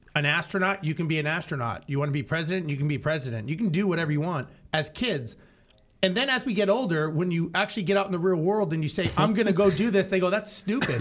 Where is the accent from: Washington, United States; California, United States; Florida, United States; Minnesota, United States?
California, United States; Los Angeles; I grew up in Los Angeles